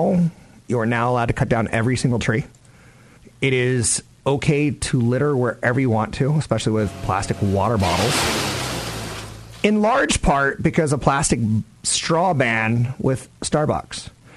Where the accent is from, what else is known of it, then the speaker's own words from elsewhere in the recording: California, United States; I'm a hippie from California.